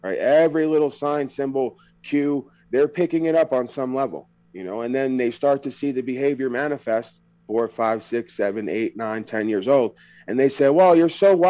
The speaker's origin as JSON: {"language": "English", "area": "Long Island", "region": "New York", "country": "United States", "tie": "born or raised there", "said": "when I talk, people will be aware that I am from New York or somewhere on the East Coast, but that's an experience, right? Being born on Long Island in New York is an experience"}